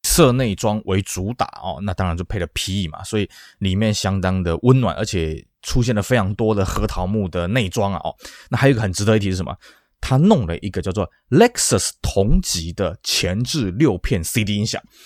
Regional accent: Taiwan; 尤其当时我们台湾人就觉得说，哎，车子要个屁股才看起来比较安全嘛

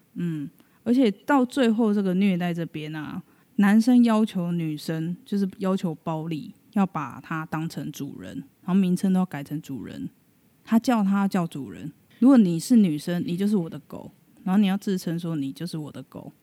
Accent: Taiwan; 我们一个台湾人

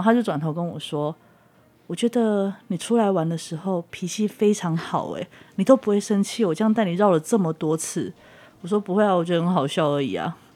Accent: Taiwan; 到了台湾，然后上了火车回到我的家乡

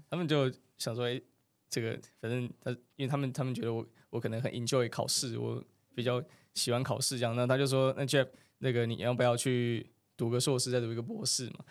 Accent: Taiwan; 我们要把台湾的护照翻开

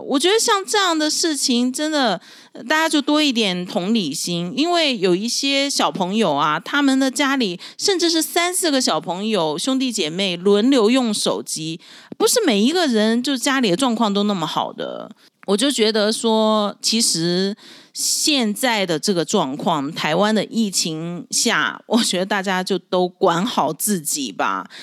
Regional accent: Dalian, Liaoning, China; moved away as an adult; now in Taiwan; 我是出生在中国大连的台湾新住民，那现在是我在台湾住的第七年，我是精神台湾人

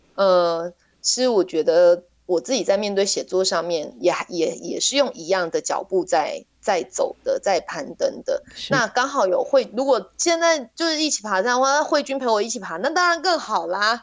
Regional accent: Taiwan; also born or lived in Meinong; 我是这里的孩子

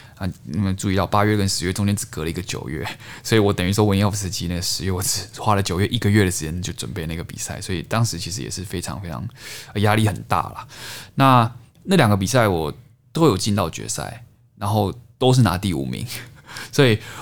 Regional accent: Taichung, Taiwan; 因为我在台中长大嘛，台中市

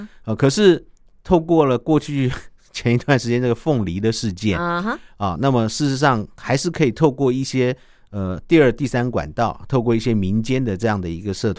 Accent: Taiwan; 我们要非常的去。去呼应我们台湾人民的想法，

